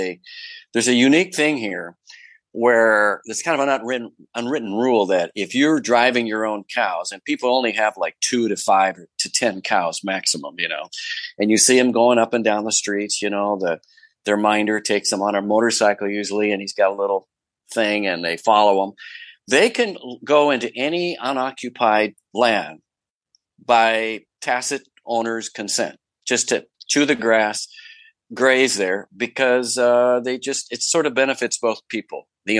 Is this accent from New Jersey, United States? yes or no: no; Texas, United States; born there; also born or lived in Mississippi / Colorado; You know, I was born in Texas, didn't live there long, just maybe as a baby for a year. I lived about a year in Mississippi, I think. I don't remember that either. And then I was in Colorado with my mom and my grandparents.